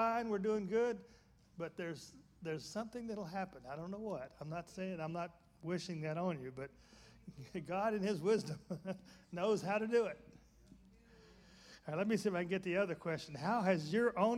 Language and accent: English; Birmingham, Alabama, United States; I grew up in Birmingham, Alabama